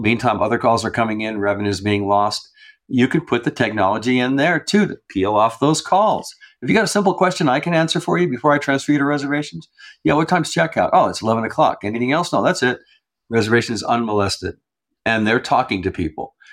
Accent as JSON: {"language": "English", "region": "New Mexico", "country": "United States", "also_born_or_lived": "Santa Fe, New Mexico", "said": "I'm from New Mexico. I'm here in Santa Fe right now. This is where I've, I've lived all, most of my life"}